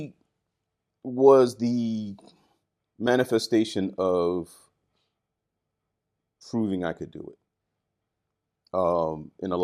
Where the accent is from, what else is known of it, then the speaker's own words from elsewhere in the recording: Baltimore, Maryland, United States; moved away as an adult; now in Japan; Baltimore, which is my hometown